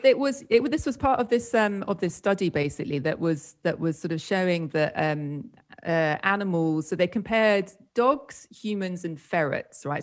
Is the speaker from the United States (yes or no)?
no; United Kingdom; moved away as an adult; also born or lived in Spain; I'm from the UK, as you might have gathered from my strange accent.